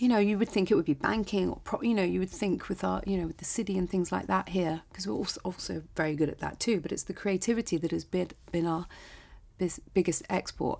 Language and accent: English; United Kingdom; I'm British